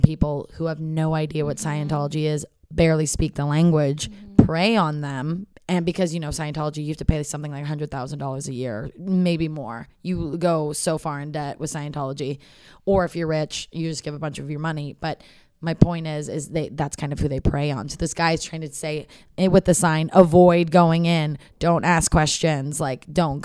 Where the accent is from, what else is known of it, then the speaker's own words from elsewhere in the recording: Seattle, Washington, United States; I grew up in Seattle, Washington